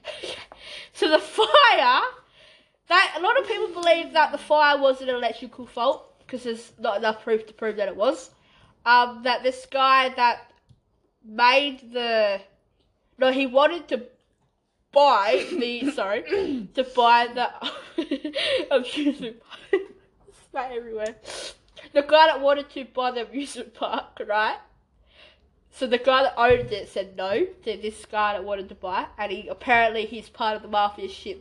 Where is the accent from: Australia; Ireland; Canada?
Australia; Western Australia; we're from West Australia